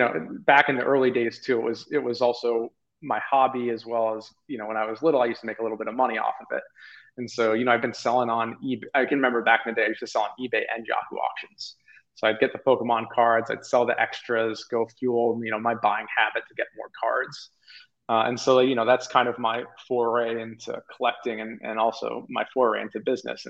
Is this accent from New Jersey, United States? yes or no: no; Maine, United States; also born or lived in Toronto, Canada; I grew up in, although born in Toronto, I grew up in Maine.